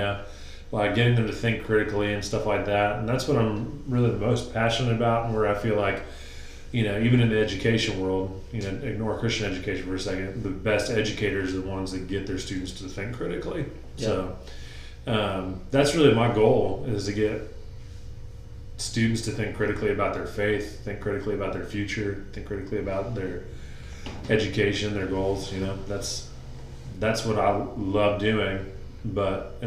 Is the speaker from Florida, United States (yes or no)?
yes; Florida, United States; growing up in Florida